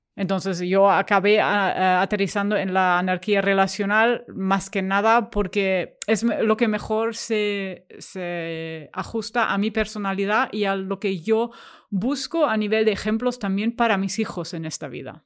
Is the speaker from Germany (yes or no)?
yes; Germany; accent: German; Spanish is a second language; moved away as an adult; now in Barcelona, Spain; soy alemana, o sea, lo escucharéis por, por mi acento encantador, no, no autóctono, eh, pero llevo aquí desde hace 15 años